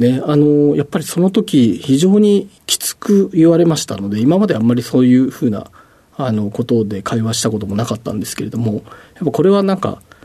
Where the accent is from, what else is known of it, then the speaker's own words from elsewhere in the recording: Yokohama, Kanagawa, Japan; 出身は、えーと、横浜市の保土ヶ谷区でして